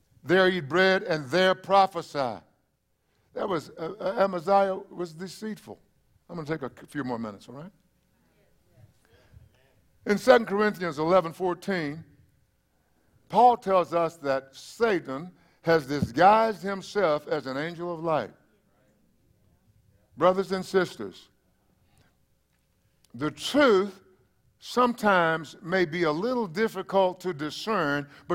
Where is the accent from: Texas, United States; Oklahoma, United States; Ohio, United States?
Texas, United States; East; now in South Texas, United States; that would be East Texas.